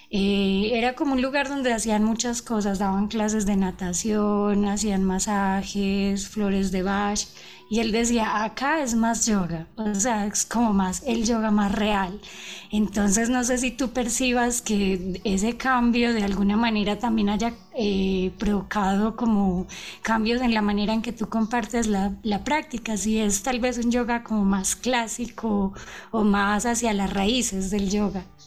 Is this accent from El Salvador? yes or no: no; Colombia; moved away as an adult; now in Ecuador; yo soy colombiano, pero yo vivo hace siete años en el Ecuador